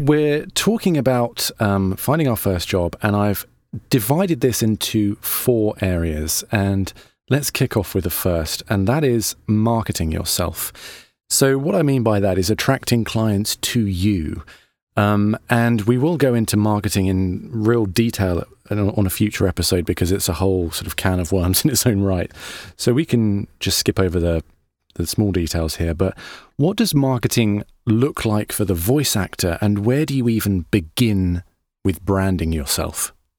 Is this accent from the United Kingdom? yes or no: yes; England, United Kingdom; now in United States; I'm English too